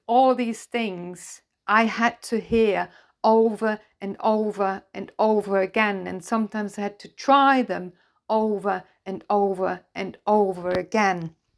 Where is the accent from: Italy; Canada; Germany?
Germany; English is a second language; I'm German, I'm not a native English speaker